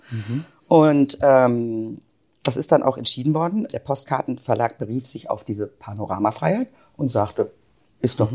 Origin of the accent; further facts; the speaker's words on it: Wolfsburg, Lower Saxony, Germany; moved away as an adult; also born or lived in Hanover / Münster; now in Bielefeld, Germany; In Hannover geboren, aufgewachsen in Wolfsburg, zu einem Randgebiet damals, ähm, studiert in Münster, 98 nach Bielefeld gekommen